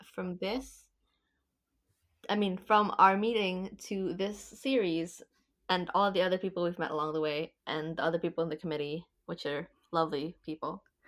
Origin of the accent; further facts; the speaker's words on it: Indonesia; moved away as an adult; now in London, United Kingdom; I'm from Indonesia originally